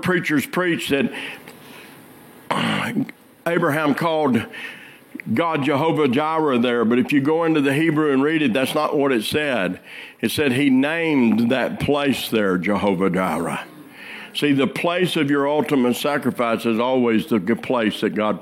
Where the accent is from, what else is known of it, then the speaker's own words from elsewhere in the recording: Arkansas, United States; I'm from Arkansas